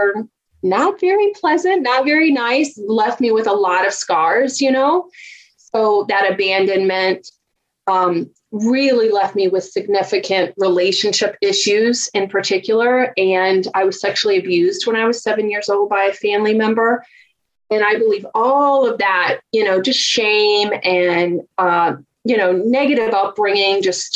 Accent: Virginia, United States; accent: Southern; I grew up just a poor country girl from Virginia. If you haven't heard my Southern accent out, it'll come out soon

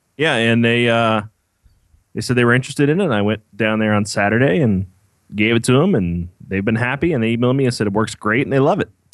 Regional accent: Kentucky, United States; moved away as an adult; now in Ohio, United States; I grew up in Kentucky.

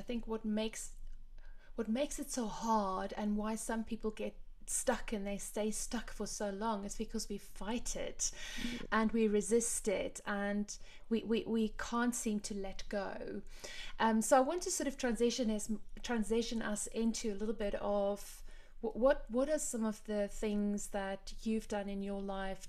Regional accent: Cape Town, Western Cape, South Africa; now in London, United Kingdom; I had my same culture shock when I moved from Cape Town to London, mm-hmm. Kind of the opposite to you, in the sense that Cape Town is tiny compared to London and, you know, slower and so much more relaxed

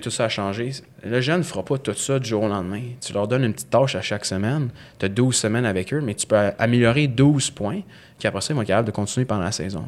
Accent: Montreal, Quebec, Canada; J'ai grandi dans l'ouest de l'île

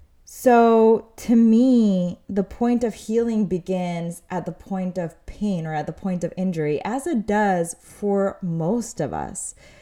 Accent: Mexico City, Mexico; now in United States; And that's more or less where I was when we had first moved to the United States, because I'm originally from Mexico City. So my family moves over here.

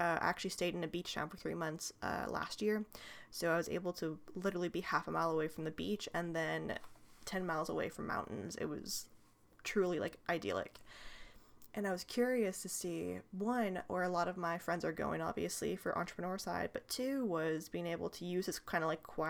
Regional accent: California, United States; I was born and raised here in Northern California. It is rather different than Southern California, in case you don't know.

